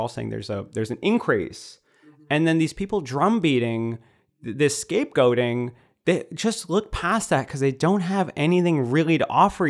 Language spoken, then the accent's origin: English; United States; I would say, well, I'm from Michigan or Illinois. And they'd go, no, where are you from? And I go, Michigan?